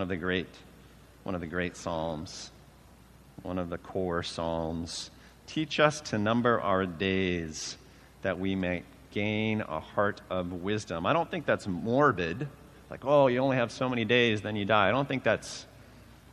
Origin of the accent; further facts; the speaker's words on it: United States; I passed 50 now, which means as an American male